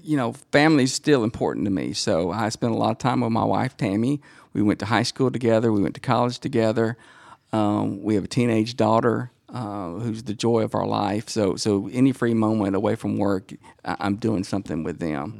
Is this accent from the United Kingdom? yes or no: no; Dacula, Georgia, United States; made fun of coming from the, the country farmland.